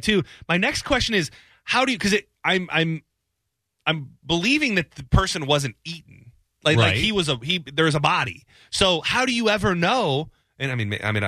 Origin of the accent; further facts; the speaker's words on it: Michigan, United States; moved away as an adult; now in Florida, United States; I'm from Michigan originally. I've now been here for over 15 years.